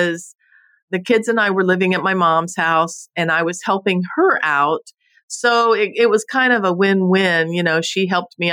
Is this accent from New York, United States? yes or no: no; Homestead, Florida, United States; also born or lived in Naples, Florida; now in Fort Myers, United States; I was born and raised in Homestead, Florida, so I am a true Florida native